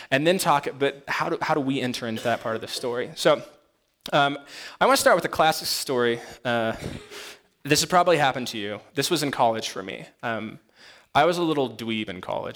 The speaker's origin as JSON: {"language": "English", "town": "Monument", "region": "Colorado", "country": "United States", "tie": "born or raised there", "also_born_or_lived": "East Los Angeles, California", "said": "Moved here when I was 10 up to Monument, Colorado, which was quite different than East LA. Grew up there"}